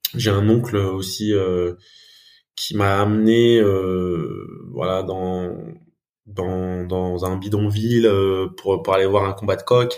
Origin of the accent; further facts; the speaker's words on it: France; je suis franco-malgache. Donc j'ai grandi en France.